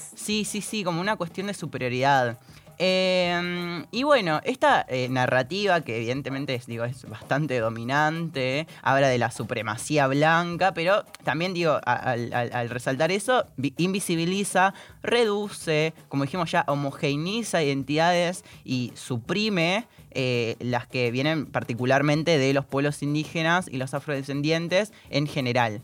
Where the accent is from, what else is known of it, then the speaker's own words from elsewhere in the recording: Salta, Argentina; vengo de Salta y estoy acostumbrada a ver personas racializadas everywhere